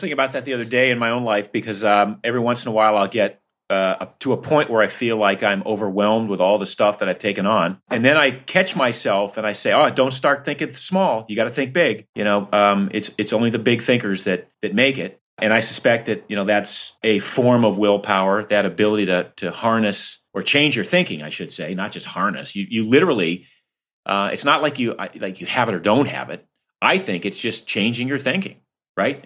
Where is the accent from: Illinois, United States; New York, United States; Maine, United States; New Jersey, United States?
Maine, United States; also born or lived in Florida; growing up in Maine and part-time in Florida